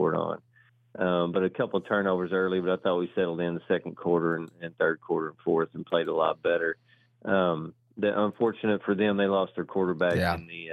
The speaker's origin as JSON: {"language": "English", "town": "Collinsville", "region": "Texas", "country": "United States", "tie": "born or raised there", "said": "for us growing up, I don't know exactly who our rivals were, but I thought we always felt like it was Gunner, I think, because we were the same size back then in Collinsville"}